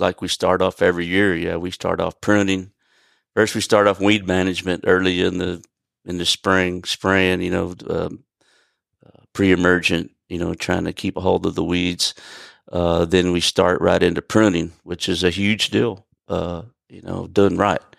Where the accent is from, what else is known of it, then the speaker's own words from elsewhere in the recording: Gulf Coast, southeast Houston, Texas, United States; moved away as an adult; also born or lived in Northern California; now in Hico, United States; I was born and raised on the Gulf Coast, uh, down in Missouri County, southeast Houston